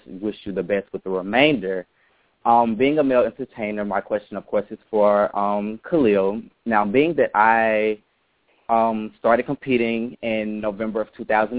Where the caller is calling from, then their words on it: Atlanta, Georgia, United States; I am currently calling from Atlanta, Georgia.